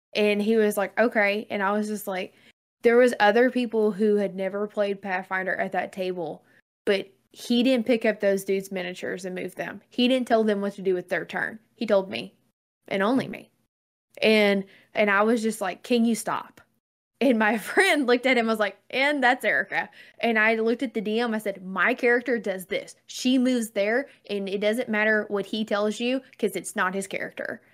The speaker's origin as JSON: {"language": "English", "area": "the South", "region": "Southern United States", "country": "United States", "said": "I'm Southerner and I talk simple"}